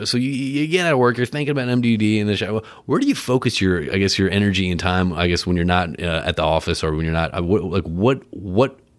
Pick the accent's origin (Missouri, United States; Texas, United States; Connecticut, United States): Connecticut, United States; I remember growing up in Connecticut.